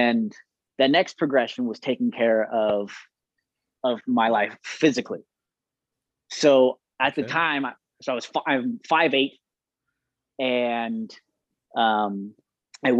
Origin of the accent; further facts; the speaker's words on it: Moreno Valley, California, United States; moved away as an adult; also born or lived in Orem, Utah; now in Saratoga Springs, United States; I grew up in Southern California